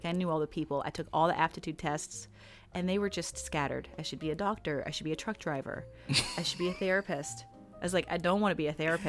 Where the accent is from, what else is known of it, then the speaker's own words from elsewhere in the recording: Greensboro, North Carolina, United States; born there; I was born here in Greensboro.